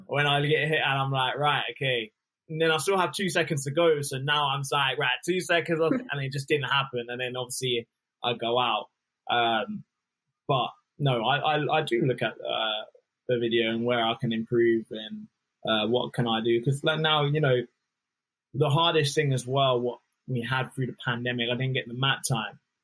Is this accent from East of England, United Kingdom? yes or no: yes; Luton, East of England, United Kingdom; I'm from Luton Town originally